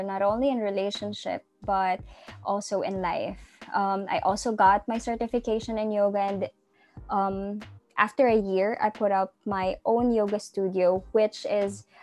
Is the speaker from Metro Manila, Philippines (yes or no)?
no; General Santos, Soccsksargen, Philippines; I'm born and raised in Gensan. It's a small city in the south of the Philippines.